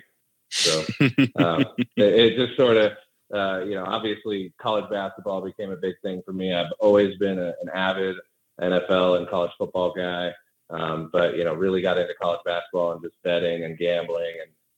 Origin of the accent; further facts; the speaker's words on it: Fort Collins, Colorado, United States; also born or lived in San Diego / Erie, Colorado; I'm a native Coloradoan, so big Bronco fan, Colorado State guy, went to Colorado State. I'm from Fort Collins